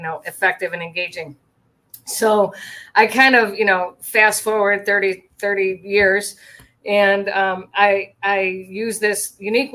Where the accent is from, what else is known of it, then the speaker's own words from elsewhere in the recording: Michigan, United States; moved away as an adult; I'm back to where I grew up in Michigan